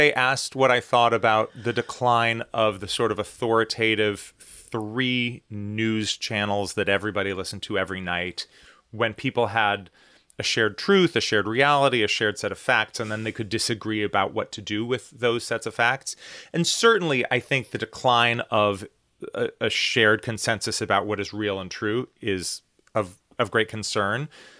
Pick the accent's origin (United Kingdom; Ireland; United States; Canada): United States; the fact that I'm an American, the fact that I grew up in the U.S., the fact that, you know, I live in this country that has an ocean on either side of us